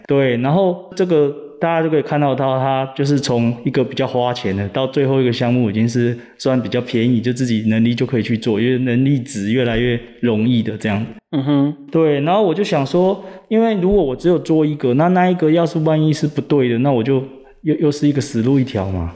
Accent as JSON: {"language": "Chinese", "region": "Kaohsiung", "country": "Taiwan", "also_born_or_lived": "Taichung", "moved": "yes", "said": "其实我是高雄人，那那时候这个决定创业的时候，我是跑到台中"}